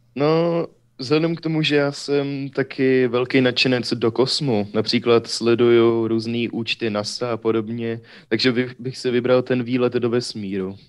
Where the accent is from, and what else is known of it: Ústí nad Orlicí, Pardubice Region, Czechia; born or raised there; also born or lived in Hradec Králové